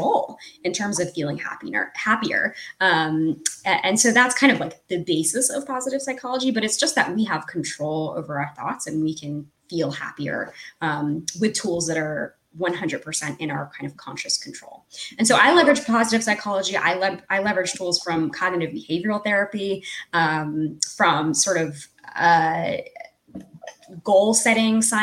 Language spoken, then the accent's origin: English; United States; as an American